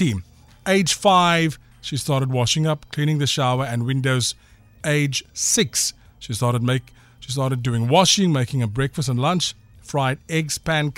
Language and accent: English; Zimbabwe; I'm British, Zimbabwean.